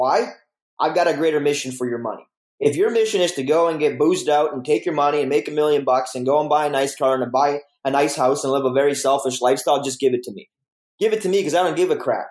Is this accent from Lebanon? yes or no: no; Romania; now in Canada; I come from Romania, a communist country. So coming to Canada was like a huge blessing for our family.